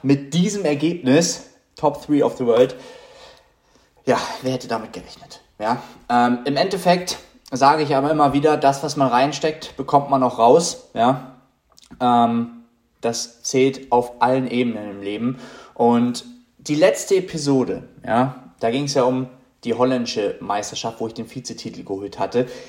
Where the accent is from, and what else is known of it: Germany